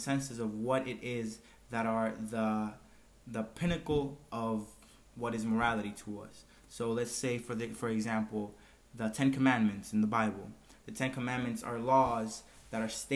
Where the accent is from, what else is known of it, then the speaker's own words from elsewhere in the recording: Dominican Republic; we are from the Dominican Republic